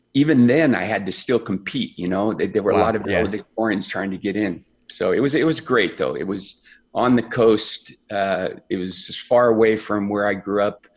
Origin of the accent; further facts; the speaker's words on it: Central California, United States; I grew up in a second generation immigrant family in a little farming community in Central California